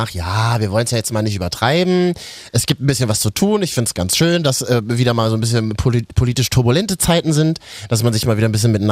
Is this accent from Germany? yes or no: yes; Berlin, Germany; Ich bin in Berlin groß geworden. Ich habe in Neukölln, da wo 80 äh, Prozent äh, äh, keine Deutschen sind, nie Probleme, mein ganzes Leben lang nicht gehabt.